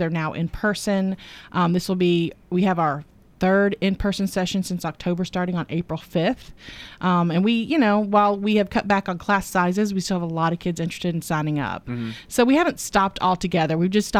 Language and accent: English; the South, United States; Oh, yeah. Well, we're from the South. We know hot. We're good with hot.